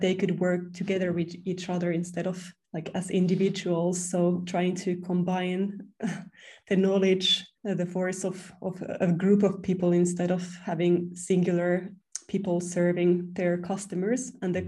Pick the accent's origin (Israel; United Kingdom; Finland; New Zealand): Finland; I have two apartments now in my hometown in Finland